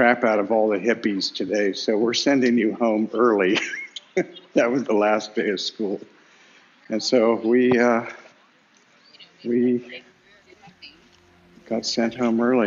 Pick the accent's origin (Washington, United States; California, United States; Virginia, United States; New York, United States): California, United States; Sacramento; also born or lived in Berkeley; I was going to McClatchy High School in Sacramento